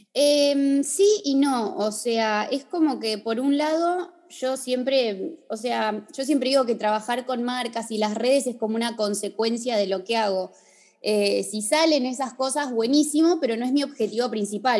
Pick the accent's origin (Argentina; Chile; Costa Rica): Argentina; Bariloche, Río Negro; moved away as an adult; now in Buenos Aires, Argentina; soy de Bariloche, vivo en Buenos Aires hace 12